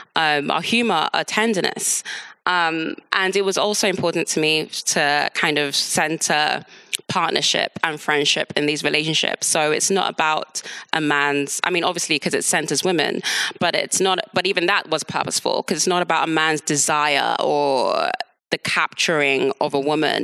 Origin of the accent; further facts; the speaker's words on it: London, United Kingdom; also born or lived in Nigeria; I was born in London, grew up in London